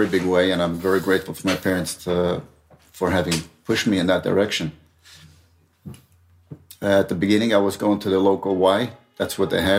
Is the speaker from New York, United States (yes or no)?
yes; New York City, New York, United States; now in Israel; I grew up in Brooklyn, actually in Borough Park.